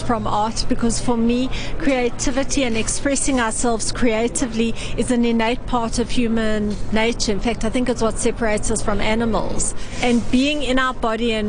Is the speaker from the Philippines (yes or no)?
no; South Africa; I come from South Africa